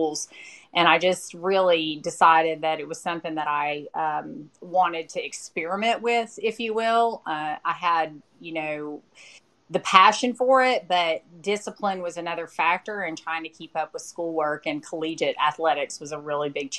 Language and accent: English; Western North Carolina, United States; I grew up in Western North Carolina, kind of the rural part of the state up in the Smoky Mountains